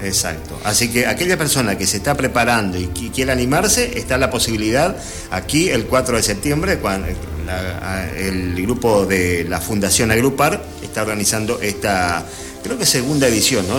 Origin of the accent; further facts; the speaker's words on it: Gobernador Martínez, Corrientes, Argentina; con el equipo de mi pueblo, de Gobernador Martínez con el Club Santa Rosa